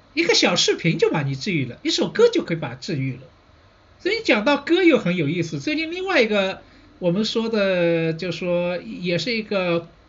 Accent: Shanghai, China; 我是上海人，所以呢，对城市这一块呢，好像也特别有感觉

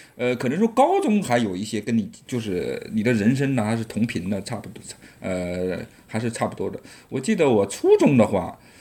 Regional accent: Subei, Jiangsu, China; Chinese is a second language; moved away as an adult; also born or lived in Northeast China; 我直接我就说我苏北的

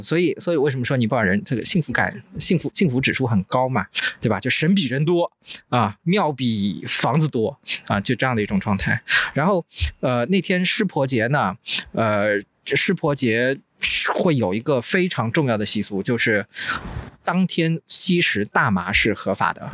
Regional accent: Wuxi, Jiangsu, China; 我小时候生活过的地方

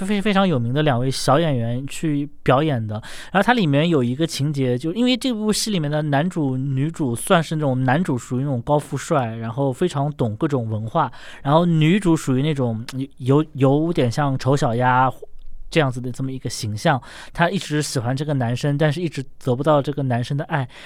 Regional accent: China

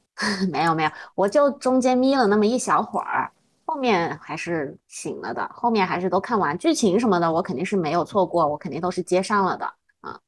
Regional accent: China; 我们大陆这边

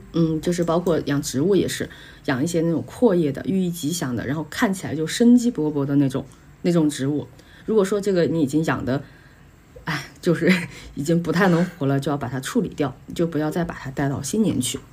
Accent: China; 我们中国人

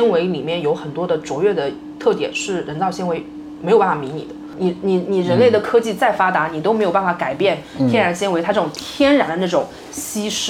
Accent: Nantong, Jiangsu, China; 我老家南通嘛

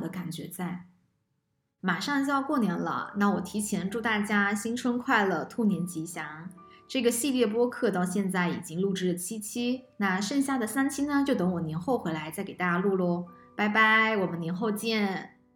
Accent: China; 我们中国人的传统观念

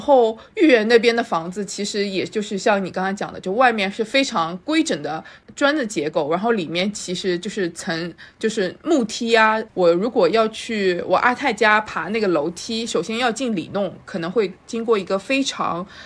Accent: Shanghai, China; 我的身份证是三三零开头，然后我是最早， 呃， 上海移民的那一代，就是蓝印户口的那一代。所以我刚到上海的时候是在杨浦 ，然后是搬到了徐汇。但我读书都是在浦东，所以我一直是在徐汇跟浦东之间流窜

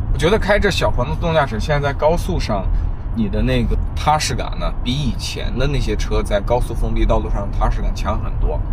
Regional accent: China; 作为一个中国人

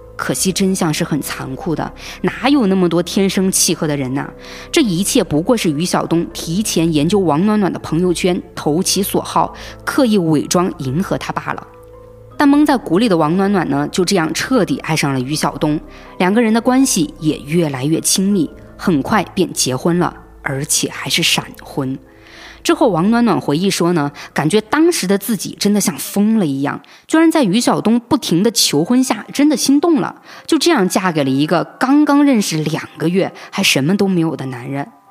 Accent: Hong Kong; 我们香港这边的版本

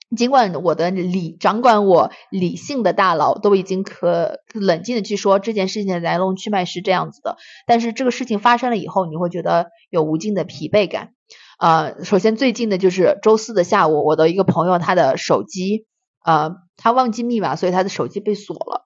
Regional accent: China; moved away as an adult; now in United States; 我们在中国长大

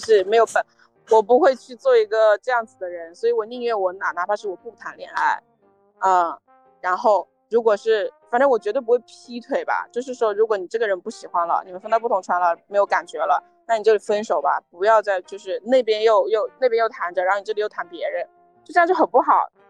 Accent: China; 因为我当时辞职的时候是在中国的时候

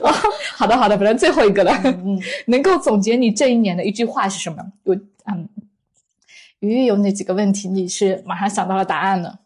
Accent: southern China, China; 我是一个南方人，可是我很喜欢吃面食

